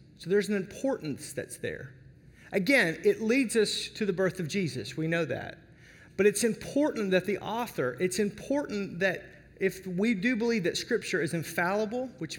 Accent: Arkansas, United States; because I grew up in Arkansas

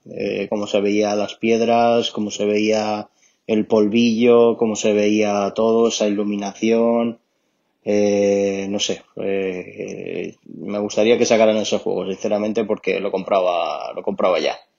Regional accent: Alicante, Valencian Community, Spain; soy, soy de Alicante

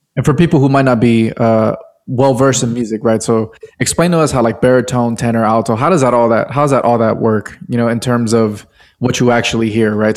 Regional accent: Bay Area, California, United States; from the Bay Area, my hometown.

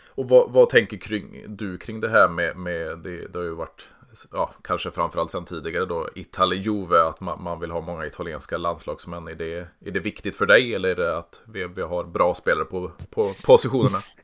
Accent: Sweden; vi, vi kommer från Sverige

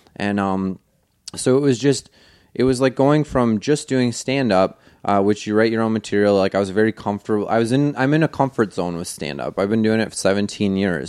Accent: New York, United States; I grew up in New York

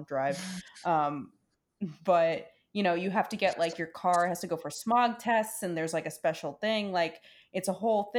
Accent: New York City, New York, United States; moved away as an adult; now in Los Angeles, United States; born and raised in Brooklyn, in New York City

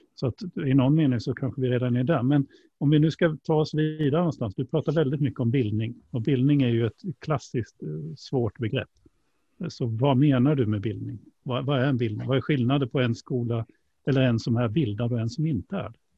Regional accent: Sweden; vi som svenskar

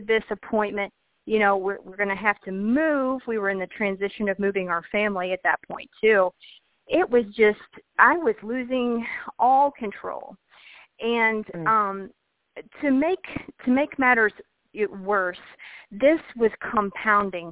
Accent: Kentucky, United States; I grew up in Kentucky

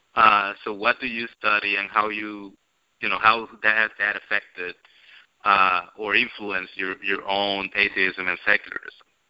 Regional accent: Puerto Rico; growing up in Puerto Rico, I went to Catholic schools

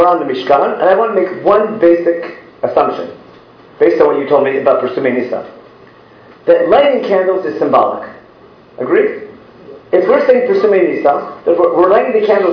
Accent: Israel; I'm from Israel

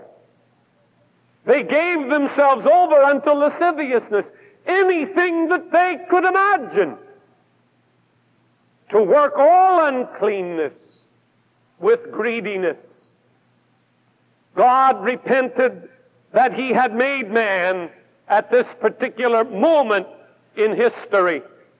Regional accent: Pacific Northwest, United States; I come from the Pacific Northwest

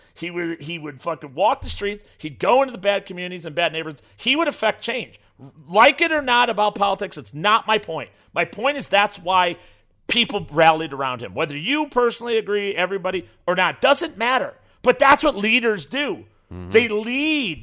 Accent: Burbank, Illinois, United States; also born or lived in Chicago suburbs; I was born on the south side of Chicago, right? I was born in Burbank, Illinois, and I lived there for most of my adolescent life

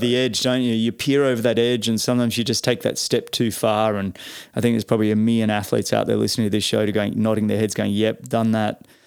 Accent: Sydney, New South Wales, Australia; I grew up in Mossman, and, and for peop, for listeners, Pete and I actually grew up in, on the northern side of Sydney.

